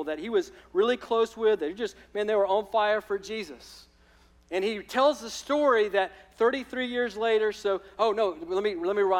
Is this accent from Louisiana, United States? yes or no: no; Alabama, United States; moved away; I'm from Alabama